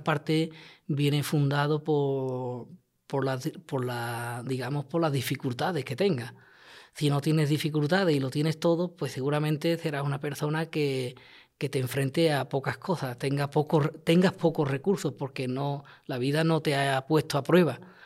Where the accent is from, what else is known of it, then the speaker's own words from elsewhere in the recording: Lantejuela, Andalusia, Spain; mi pueblo